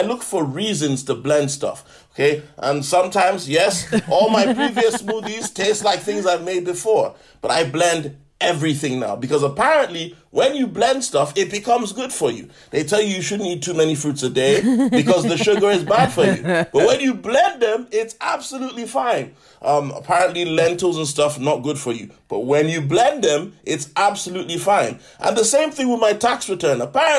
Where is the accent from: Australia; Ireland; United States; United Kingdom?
United Kingdom; London; As a Londoner, can you imagine, like, Boris Johnson?